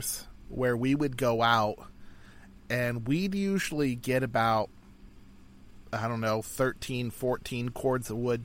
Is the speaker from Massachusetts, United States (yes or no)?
no; North Idaho, United States; Growing up in North Idaho, a lot of people use wood heat because wood is plentiful.